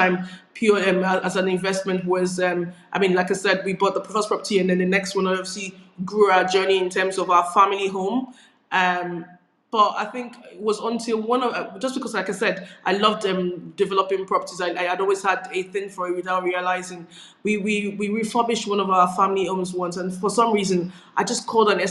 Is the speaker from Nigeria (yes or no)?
yes; Nigeria; moved away as an adult; now in United Kingdom; I grew up in Nigeria where I was born. And I relocated as an adult, actually, into the United Kingdom.